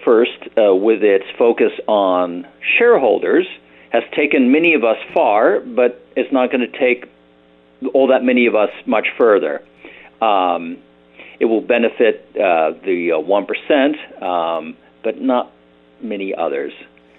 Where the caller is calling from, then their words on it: Berkeley, California, United States; Berkeley, California.